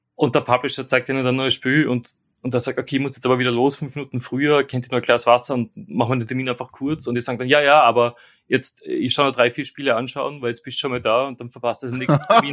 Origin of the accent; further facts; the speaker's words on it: Austria; moved away as an adult; now in London, United Kingdom; ich bin jetzt quasi der Österreicher im Team, der in England wohnt